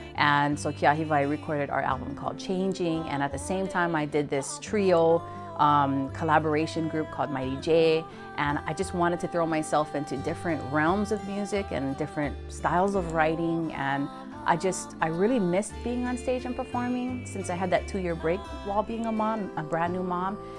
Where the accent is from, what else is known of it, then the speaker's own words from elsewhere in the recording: Hawaii, United States; as a Hawaiian, just continuing to prolong and procure our, our language, our mele, and our history